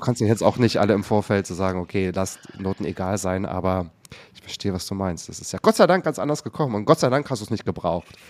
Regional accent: Waren, Mecklenburg-Vorpommern, Germany; Ich komme nämlich aus Waren an der Müritz. Ich bin auch aus Mecklenburg-Vorpommern.

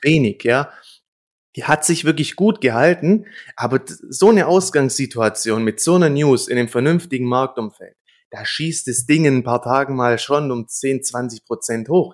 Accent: Germany; bei uns in Deutschland

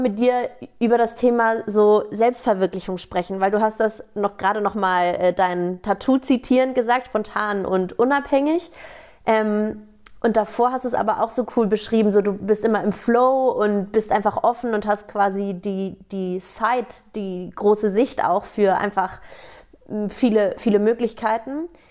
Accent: Hamburg, Germany; ich komme aus Hamburg ursprünglich

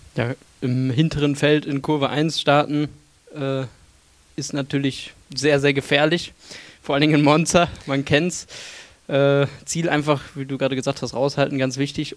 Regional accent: Cologne, North Rhine-Westphalia, Germany; Ich komme ja aus Köln

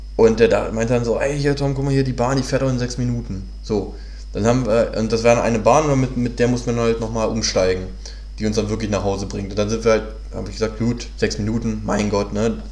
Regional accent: Hanover, Lower Saxony, Germany; moved away as an adult; ich war am Wochenende in der, äh, in der Heimat, also ich komme ursprünglich aus Hannover

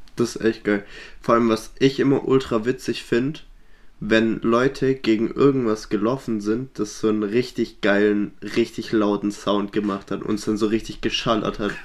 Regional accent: Swabia, Baden-Württemberg, Germany; wir kommen aus dem Schwäbischen

